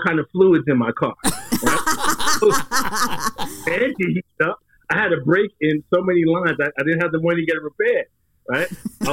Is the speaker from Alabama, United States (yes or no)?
no; New York City, New York, United States; I grew up in the streets of Staten Island, New York.